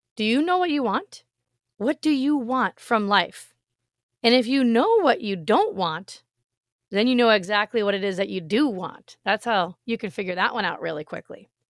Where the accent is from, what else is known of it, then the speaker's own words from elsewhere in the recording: Massachusetts, United States; moved away as an adult; also born or lived in Rhode Island; now in Florida, United States; I was born in Rhode Island, I grew up in Massachusetts, and I lived there for 35 years of my life